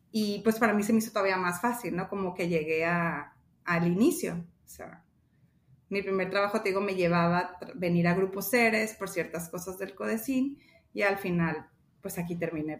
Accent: Los Mochis, Sinaloa, Mexico; also born or lived in Hermosillo, Sonora; soy de aquí de Mochis

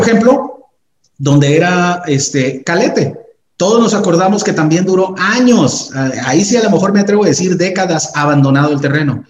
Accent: Tijuana, Baja California, Mexico; los que somos de Tijuana

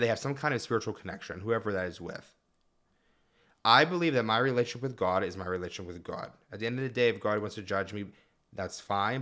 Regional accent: Mount Lebanon, Pennsylvania, United States; I grew up in Mount Lebanon as well

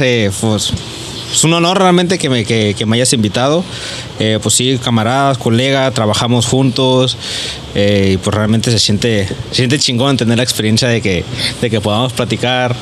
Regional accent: Tijuana, Baja California, Mexico; also born or lived in San Diego; soy originario de San Diego, he vivido la mayor parte de mi vida acá en Tijuana

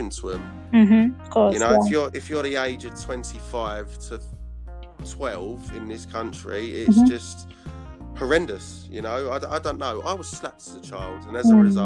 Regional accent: London, United Kingdom; I grew up in East London.

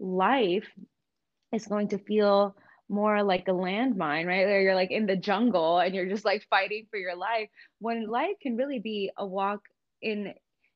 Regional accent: New York, United States; growing up in New York

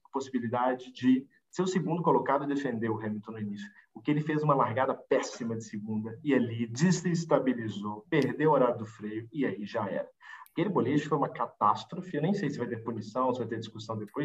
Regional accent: Brazil; A gente é brasileiro

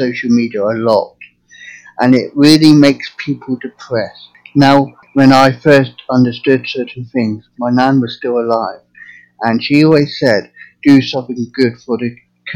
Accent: England, United Kingdom; now in United States; I'm from England originally, but now living in America.

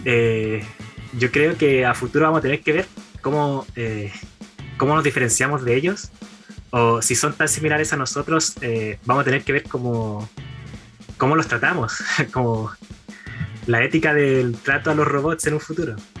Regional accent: Chimbarongo, O'Higgins, Chile; moved away as an adult; now in Santiago, Chile; Yo soy de Chimbarongo, la capital del Mimbre

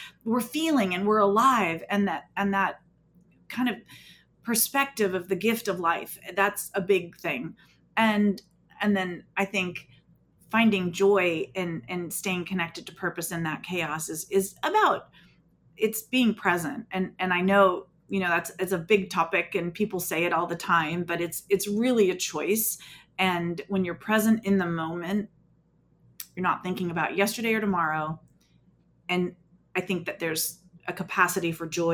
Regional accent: Southern California, United States; I was born and raised in Southern California

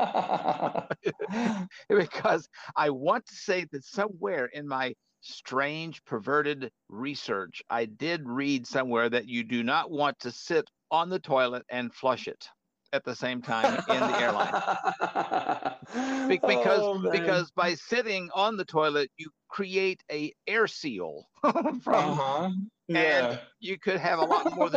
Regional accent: Arkansas, United States; my hometown in Arkansas

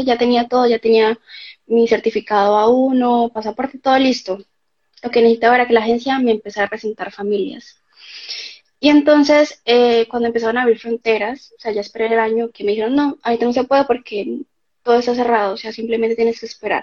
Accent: Cali, Valle del Cauca, Colombia; moved away as an adult; now in Germany; vengo de Colombia, de la ciudad de Cali

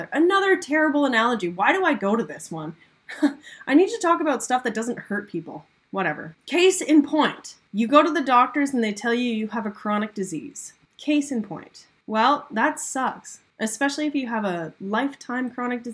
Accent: Canada; I'm from Canada. There's lots of ice here

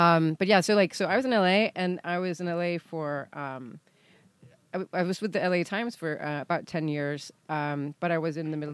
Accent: Copenhagen, Capital Region of Denmark, Denmark; moved away as an adult; also born or lived in London; now in New York, United States; I'm actually born here in Copenhagen. But I live in New York. I've lived in New York now for 20-odd years

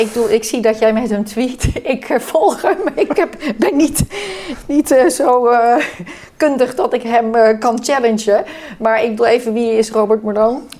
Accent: Netherlands; wij als Nederlanders

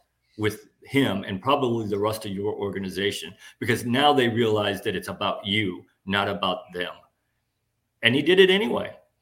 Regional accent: Midwest, United States; moved away; I grew up in the Midwest.

